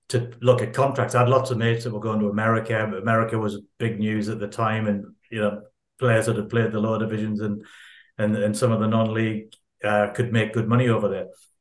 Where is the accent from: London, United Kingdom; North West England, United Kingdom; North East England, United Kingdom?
North East England, United Kingdom; Newcastle upon Tyne; also born or lived in Waterlooville / Windsor; now in Australia; Newcastle is my hometown, northeast of England